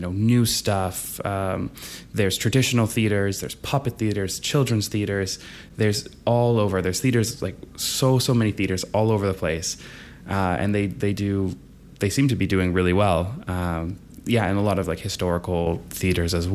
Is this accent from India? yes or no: no; Canada; moved away as an adult; now in Moscow, Russia; I'm a Canadian